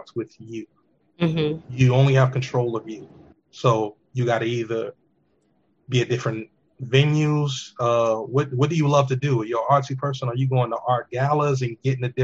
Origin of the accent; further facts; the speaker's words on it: New York City, New York, United States; We grew up in New York in the city